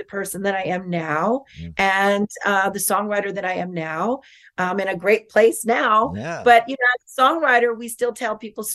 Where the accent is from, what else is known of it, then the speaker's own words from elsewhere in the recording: Norwalk, California, United States; I was born in Norwalk